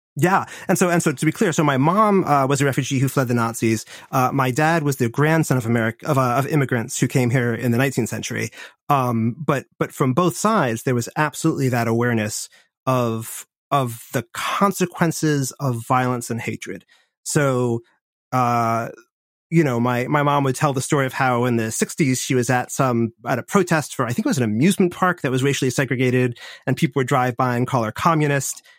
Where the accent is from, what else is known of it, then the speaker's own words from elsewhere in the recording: Washington, District of Columbia, United States; I grew up in Washington, D C, in the seventies and eighties